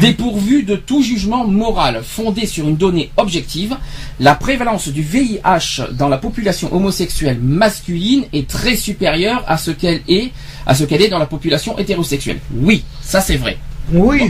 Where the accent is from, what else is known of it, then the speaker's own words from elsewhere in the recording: France; chez nous en France